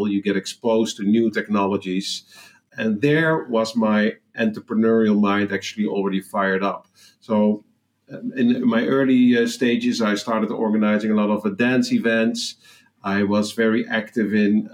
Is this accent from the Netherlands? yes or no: yes; Netherlands; accent: Dutch; English is a second language; moved away as an adult; also born or lived in Amsterdam; now in Asia; maybe my accent is revealing it. I'm from the Netherlands